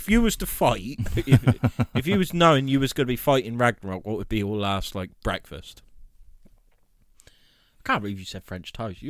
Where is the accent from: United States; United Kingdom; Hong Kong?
United Kingdom; we're British.